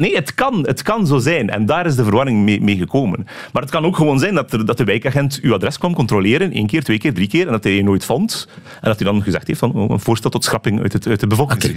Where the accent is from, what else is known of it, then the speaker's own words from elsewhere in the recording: Belgium; als Belg in ons land